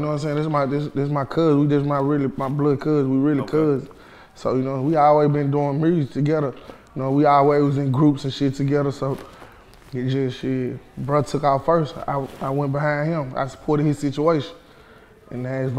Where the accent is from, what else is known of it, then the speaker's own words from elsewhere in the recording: Memphis, Tennessee, United States; I'm from Memphis